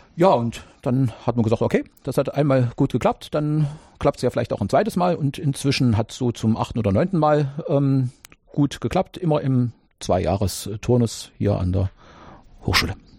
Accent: GDR, East Germany, Germany; ihr merkt es an meiner Sprache, ich komme ja aus der DDR oder jeweils mhm. äh, da geboren, mhm. da zur Schule.

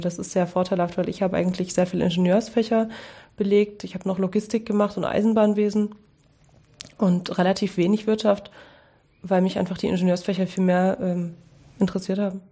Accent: Dresden, Saxony, Germany; ich habe Abitur gemacht in Dresden, wo ich aufgewachsen bin

